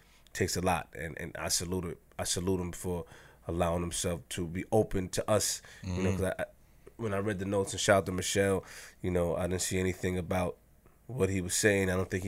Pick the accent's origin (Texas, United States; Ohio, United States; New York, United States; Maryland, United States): New York, United States; Queens; I'm from Queens